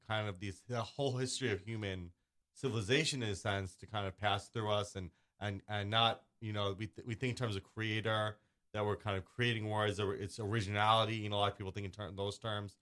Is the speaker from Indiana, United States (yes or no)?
no; New York City, New York, United States; I grew up in Staten Island